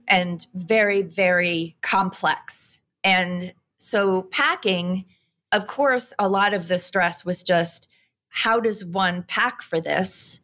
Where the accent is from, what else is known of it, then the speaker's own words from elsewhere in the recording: New York, United States; I'm a mother and I'm a New Yorker